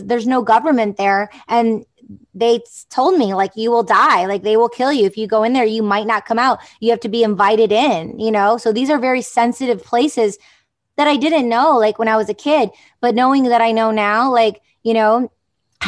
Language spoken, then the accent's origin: English; Detroit, Michigan, United States; I grew up in Detroit, the suburbs